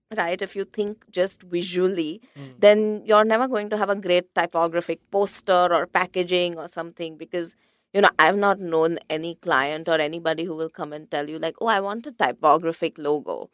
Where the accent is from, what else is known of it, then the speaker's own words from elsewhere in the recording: India; also born or lived in London; as an Indian typographer